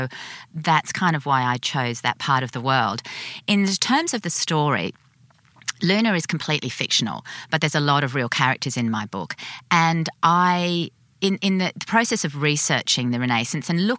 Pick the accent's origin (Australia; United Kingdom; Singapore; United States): Australia; Sydney, New South Wales; I'm born and bred in Sydney